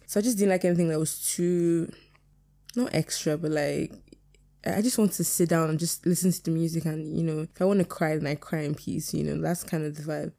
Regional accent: Nigeria; being Nigerian is my biggest flex

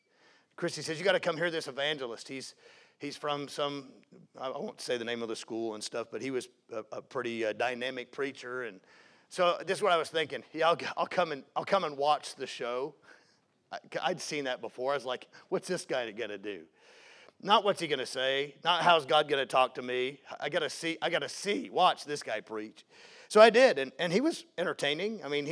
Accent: the South, United States; and I was raised in the South. I mean, I'm talking fire-breathing preaching.

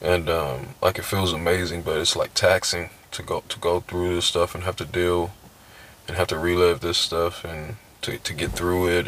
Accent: San Diego, California, United States; I'm from San Diego. Doesn't fucking matter where. Um, it was cool living up, uh, living down there, but um, like I miss home

